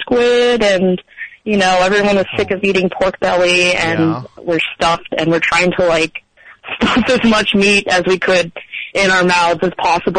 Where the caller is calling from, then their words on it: Dumont, New Jersey, United States; I'm calling from Dumont.